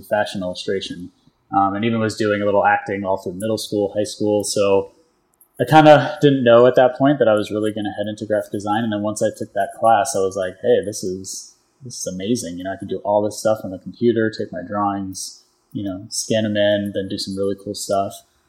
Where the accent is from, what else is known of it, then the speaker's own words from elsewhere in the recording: New York, United States; moved away as an adult; also born or lived in Bronx, New York / Poughkeepsie, New York / Brooklyn, New York; now in Florida, United States; I am originally from New York. I was born in the Bronx, moved upstate to Poughkeepsie, which is in the Hudson Valley, for a while. And then went to college where I studied graphic design at Pratt Institute in Brooklyn.